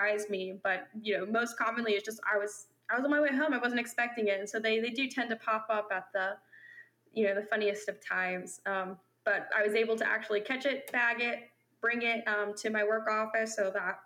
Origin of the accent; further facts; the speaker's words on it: Maryland, United States; moved away as an adult; now in Florida, United States; my hometown in Maryland.